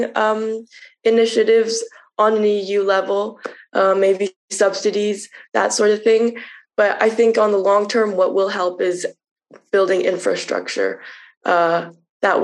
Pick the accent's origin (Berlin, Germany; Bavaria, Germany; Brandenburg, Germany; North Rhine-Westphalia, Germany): Bavaria, Germany; Munich; I grew up in Germany and I grew up in a city. So while I was while I was growing up in Munich